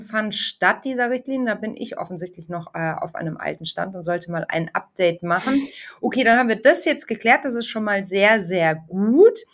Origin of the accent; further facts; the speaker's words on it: Munich, Bavaria, Germany; als Münchnerin